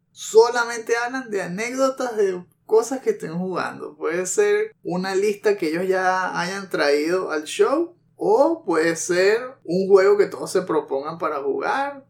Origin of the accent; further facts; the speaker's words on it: Venezuela; accent: Venezuelan; Si no se han dado cuenta todavía por el acento, pues sí, somos venezolanos